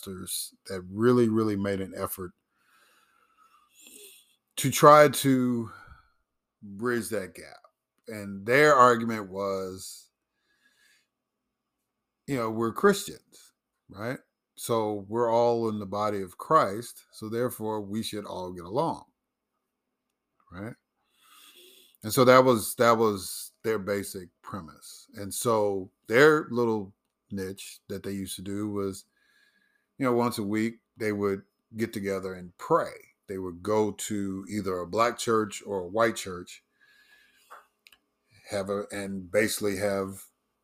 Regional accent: Chicago, Illinois, United States; moved away; also born or lived in Mississippi; growing up in Chicago and living in Mississippi for a long time

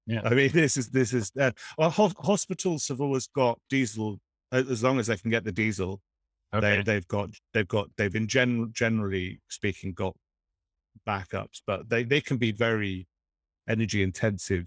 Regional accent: Oxford, South East England, United Kingdom; I grew up near one in Oxford.

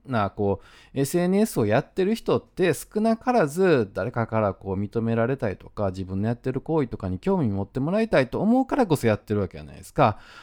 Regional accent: Osaka, Japan; accent: Osaka dialect; 自分が大阪弁で喋ってる

